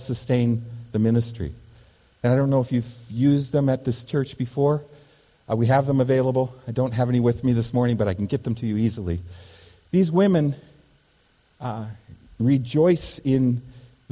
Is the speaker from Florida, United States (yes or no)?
no; Seattle, Washington, United States; growing up in Seattle, Washington, kind of in a very sheltered life, not traveling when I was a kid